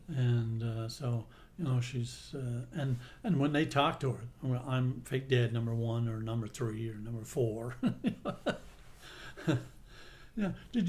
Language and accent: English; Gander, Newfoundland and Labrador, Canada; I'm a little bit different in a lot of ways because I grew up in Gander and I was influenced by the international flights and we had a military base and everything else. So my language is a little bit more mainlandish than it is Newf.